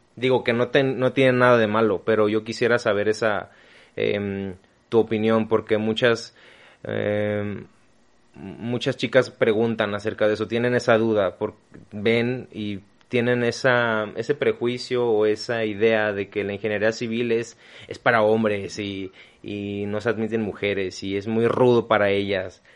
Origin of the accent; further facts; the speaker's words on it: Mexico; Somos mexicanos